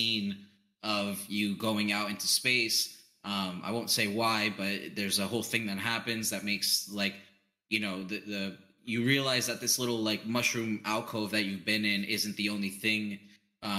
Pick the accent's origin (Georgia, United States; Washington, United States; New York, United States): New York, United States; when I was growing up in New York, there's we had a bakery